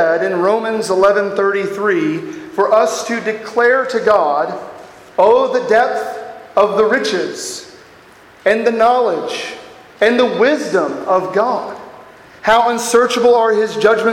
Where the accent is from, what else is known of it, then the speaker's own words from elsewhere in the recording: Texas, United States; I am from Texas